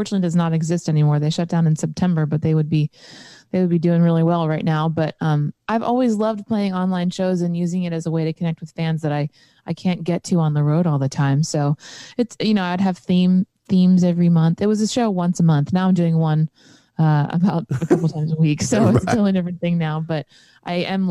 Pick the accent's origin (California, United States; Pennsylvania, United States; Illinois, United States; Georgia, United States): Pennsylvania, United States; now in Nashville, United States; I'm from Pennsylvania